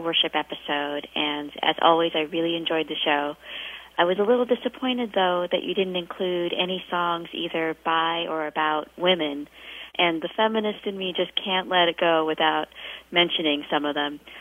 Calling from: Portland, Oregon, United States; I'm calling from Portland, Oregon

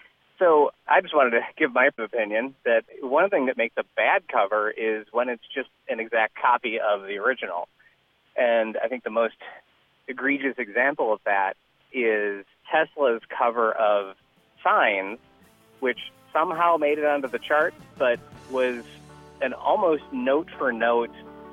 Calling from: Berwyn, Illinois, United States; I'm calling from Berwyn, Illinois

